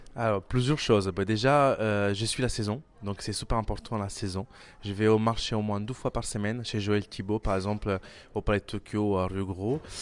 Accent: Milan, Lombardy, Italy; French is a second language; moved away as an adult; also born or lived in Calabria; now in Paris, France; J'ai grandi à Milan

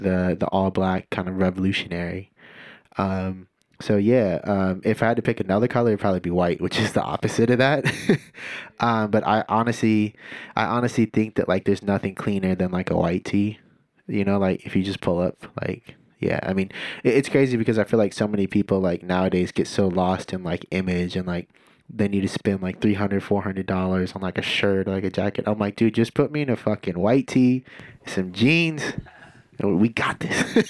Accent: Santa Cruz, California, United States; also born or lived in Scotts Valley, California; growing up in Santa Cruz, which is predominantly white

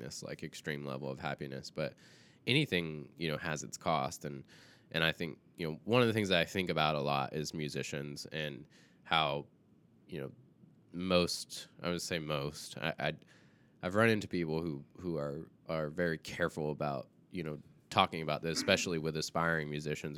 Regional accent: the South, United States; I grew up in the South

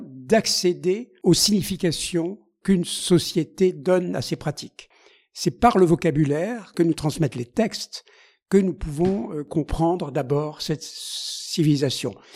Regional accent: Alsace, Grand Est, France; en Alsace, qui est ma, ma région d'origine

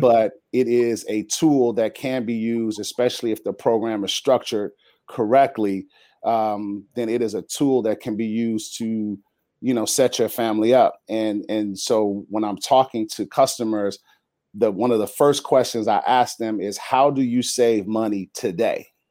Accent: Chicago, Illinois, United States; moved away as an adult; now in San Diego, United States; born and raised in Chicago

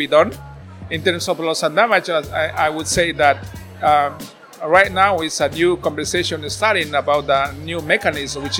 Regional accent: Ecuadorian Amazon, Ecuador; I am a Quechua from the Ecuadorian Amazon

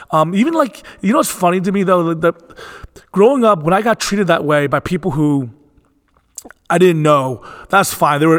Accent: Philadelphia, Pennsylvania, United States; born there; I was born in Philadelphia, Pennsylvania, and growing up, um, it was interesting because I was I always never felt at home and comfortable in my own skin.

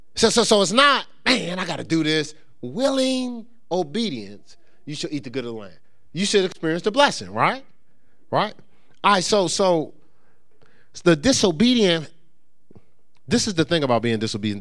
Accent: Newark, New Jersey, United States; moved away; also born or lived in upstate New York; I grew up in Newark, New Jersey

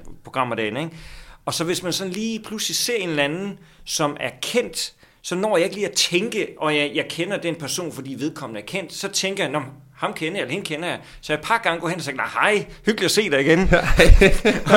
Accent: Skellefteå, Västerbotten County, Sweden; now in Copenhagen, Denmark; jeg er født i Sverige

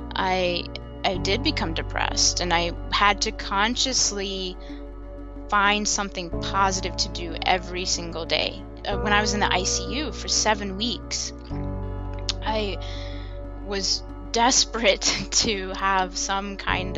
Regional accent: Huntsville, Alabama, United States; I was born in Huntsville, Alabama, in the South. Growing up in Alabama, I had a very thriving childhood

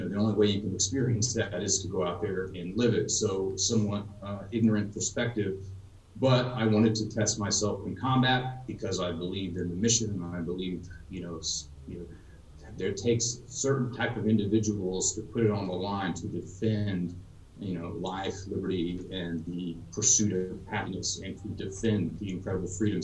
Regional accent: Texas, United States; I grew up in Texas, graduated high school in 2000.

